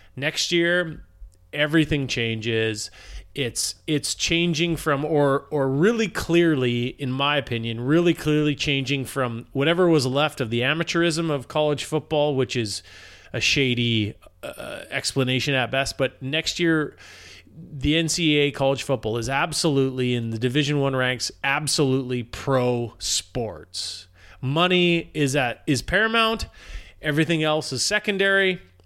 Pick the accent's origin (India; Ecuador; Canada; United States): Canada; as a Canadian